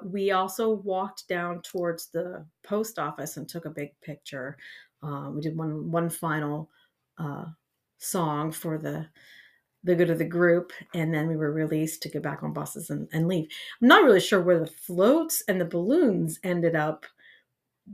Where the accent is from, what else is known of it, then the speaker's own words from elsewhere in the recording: Eastern Columbiana County, Ohio, United States; also born or lived in East Palestine, Ohio; I'm originally from Eastern Columbiana County. I graduated from West Branch High School